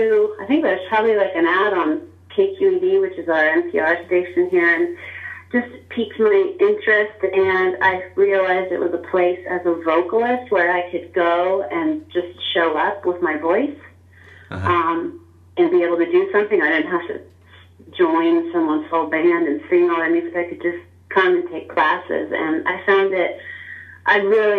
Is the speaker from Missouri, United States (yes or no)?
no; Boulder, Colorado, United States; also born or lived in Livermore, California; I split my time between California and Colorado